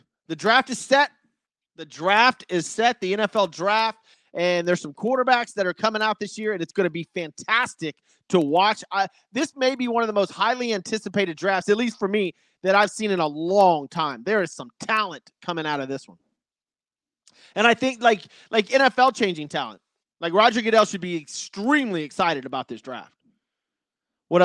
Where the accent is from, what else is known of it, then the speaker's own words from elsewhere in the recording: Memphis, Tennessee, United States; my Memphis helmet, I am from Memphis.